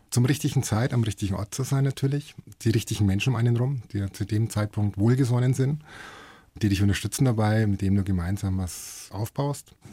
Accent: Hof, Bavaria, Germany; du weißt ja, ich komme aus Hof. Und wenn du aus Hof, wenn du weggehst, dann fährst du nicht nach München, dann fährst du nach Nürnberg.

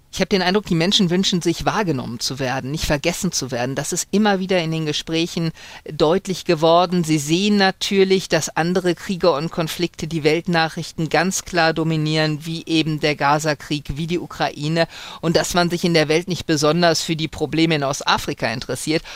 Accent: Germany; ich komme aus Deutschland

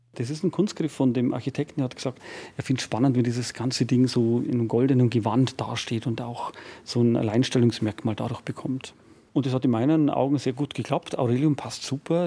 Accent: Rottal, Bavaria, Germany; Ich komme aus dem Rottal

